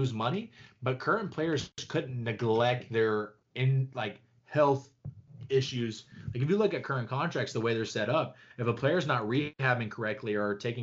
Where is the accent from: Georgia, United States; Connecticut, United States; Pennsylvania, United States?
Georgia, United States; I grew up in Georgia.